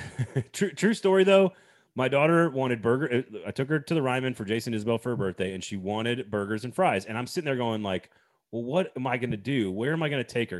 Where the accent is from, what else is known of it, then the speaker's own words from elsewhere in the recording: Texas, United States; moved away; I lived in Texas, growing up in Texas